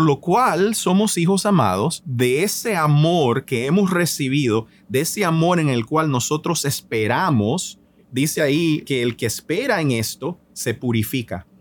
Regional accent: Nicaragua; yo soy nicaragüense por nacimiento

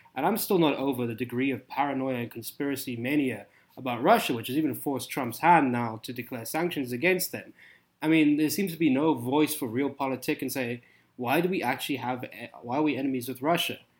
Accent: South Africa; accent: South African; moved away; I grew up in South Africa

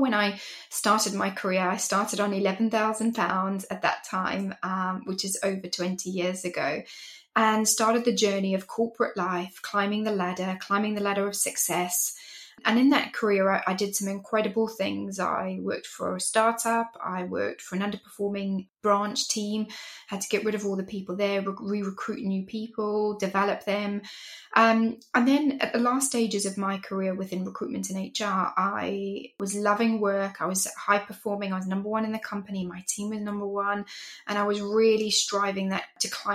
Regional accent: Zimbabwe; moved away as an adult; also born or lived in England; now in United Kingdom; I am from Zimbabwe originally, from Africa, and I'm Greek also. And that's where I grew up

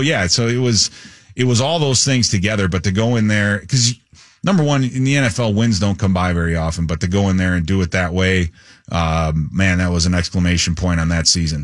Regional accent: Chicago, Illinois, United States; moved away as an adult; now in Minnesota, United States; I grew up in Chicago

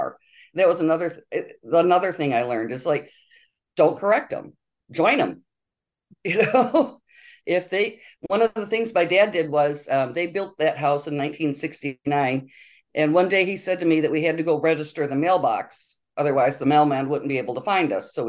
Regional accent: Honor, Michigan, United States; moved away as an adult; also born or lived in Europe; now in Benzonia, United States; I grew up in Honor, Michigan, just down the road, population 300

